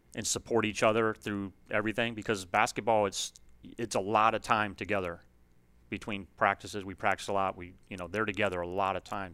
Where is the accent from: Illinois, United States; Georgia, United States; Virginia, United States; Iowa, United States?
Illinois, United States; Aurora; moved away; I grew up in Illinois. Um, I played for a really successful high school program up there, West Aurora.